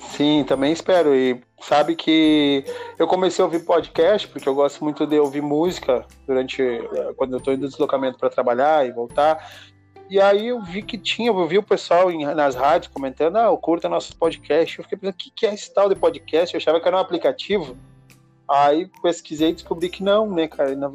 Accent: Rio Grande do Sul, Brazil; nós somos sulistas, moramos no Rio Grande do Sul e nós temos uma cultura diferente da, do pessoal de São Paulo

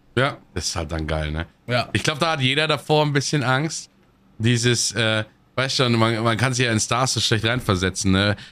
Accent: Munich, Bavaria, Germany; ich komme ja aus München

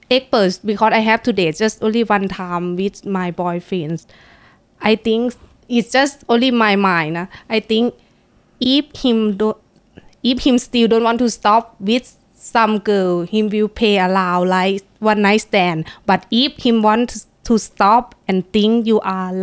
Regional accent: Buriram, Thailand; English is a second language; now in Bangkok, Thailand; I come from Buriram. I have to living in Bangkok for 3 years. Actually, I'm born in Bangkok.

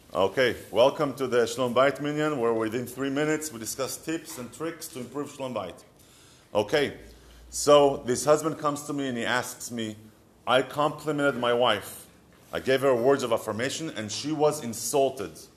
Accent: Israel; accent: Israeli; English is a second language; moved away; years of me trying to get rid of my Israeli accent

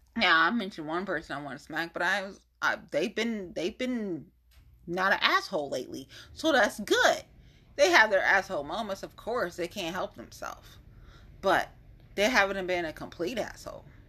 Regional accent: Ohio, United States; born or raised there

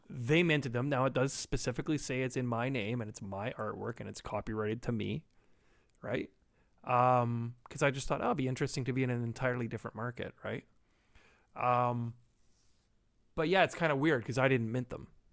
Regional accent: Canada; being Canadian

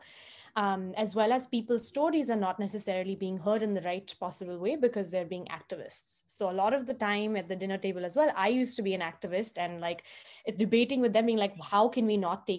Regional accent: Maharashtra, India; also born or lived in Osmanabad / Latur / Yavatmal / Nagpur; I grew up in, not in Mumbai, but actually in small towns across the state of Maharashtra

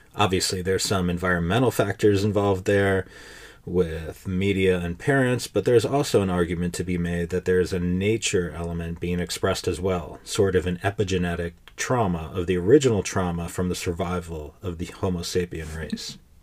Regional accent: United States; I had a certain feeling about being an American

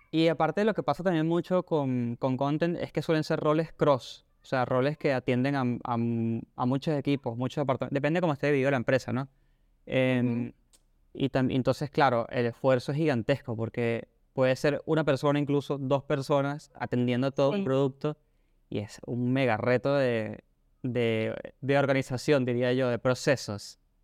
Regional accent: Venezuela; now in Argentina; yo soy de Venezuela y estoy aquí en Argentina

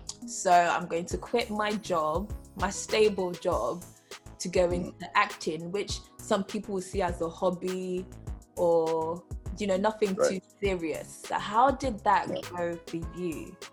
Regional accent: Nigeria; I'm Nigerian

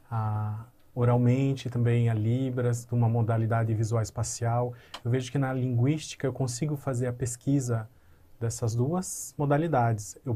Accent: Paraíba, Brazil; born there; now in Paraná, Brazil; Eu nasci, eu não nasci aqui no Paraná, eu nasci na Paraíba, e eu mudei para cá, para o Paraná, uhum. recentemente.

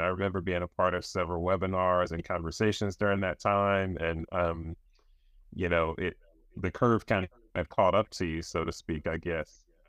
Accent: North Carolina, United States; I'm from North Carolina

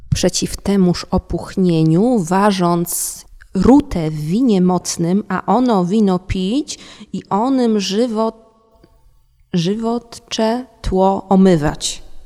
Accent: Warsaw, Masovian Voivodeship, Poland; u mnie w Warszawie

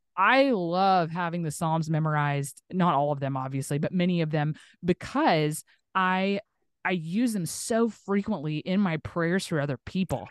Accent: Tulsa, Oklahoma, United States; now in Northwest Arkansas, United States; my hometown, which is, like, southern kinda Tulsa, Oklahoma

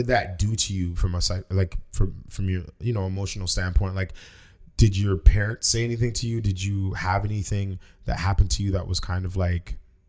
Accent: Toronto, Ontario, Canada; also born or lived in Malton; to Malton. So we moved from Jane and Wilson

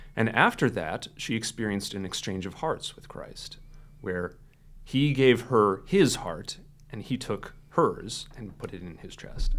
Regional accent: Fargo, North Dakota, United States; moved away as an adult; I grew up here in the Fargo area.

